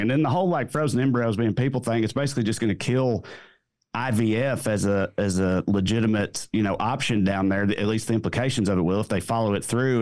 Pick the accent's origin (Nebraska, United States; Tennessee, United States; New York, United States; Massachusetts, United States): Tennessee, United States; rural; moved away as an adult; now in Southern California, United States; I live in Southern California now, but I'm from deep rural Tennessee